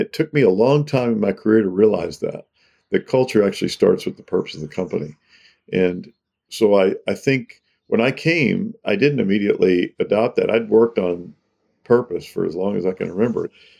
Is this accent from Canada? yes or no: no; the South, United States; My story is that I grew up in the South. My parents were very progressive.